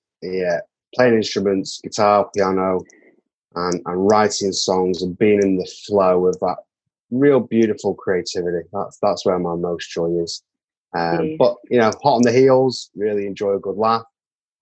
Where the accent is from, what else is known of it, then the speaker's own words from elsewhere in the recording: Manchester, North West England, United Kingdom; moved away as an adult; now in New Zealand; I was born and bred in Manchester in the north of England.